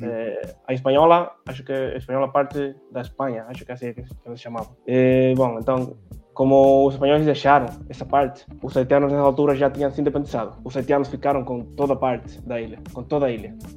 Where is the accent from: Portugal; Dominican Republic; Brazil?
Dominican Republic; Santo Domingo, Distrito Nacional; Portuguese is a second language; eu nasci em Santo Domingo